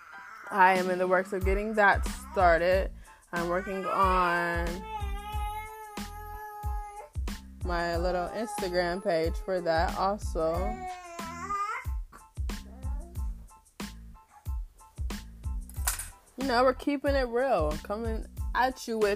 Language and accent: English; Canton, Ohio, United States; born and raised in Canton, Ohio